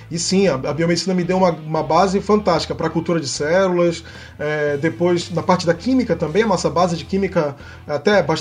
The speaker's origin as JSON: {"language": "Portuguese", "region": "Amazon", "country": "Brazil", "said": "fizeram assim bastante perguntas, né, sobre a, sobre a, de onde eu vim, né, da Amazônia e tudo."}